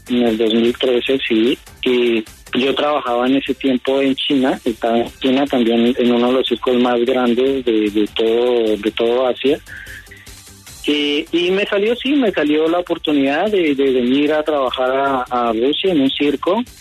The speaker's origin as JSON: {"language": "Spanish", "country": "Colombia", "moved": "as an adult", "lives_now": "Russia", "said": "soy colombiano, colombo-ruso, o sea, soy colombio y nacionalizado ruso."}